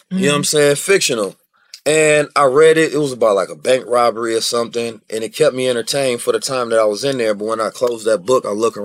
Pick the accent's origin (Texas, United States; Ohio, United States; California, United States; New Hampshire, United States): California, United States; Oakland; born or raised there; also born or lived in St. Louis, Missouri